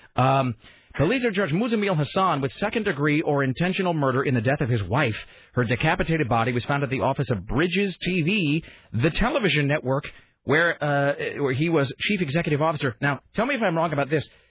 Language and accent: English; Ellensburg, Washington, United States; now in Portland, United States; growing up in Eastern Washington